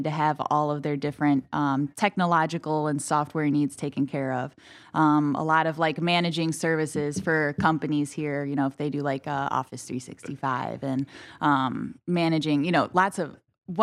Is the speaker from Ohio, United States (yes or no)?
yes; Holland, Ohio, United States; I'm hesitant to say Toledo because it's Holland